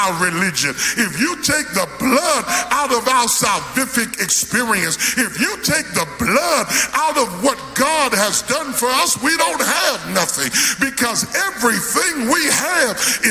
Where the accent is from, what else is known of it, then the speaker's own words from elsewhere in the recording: New York, United States; I grew up in New York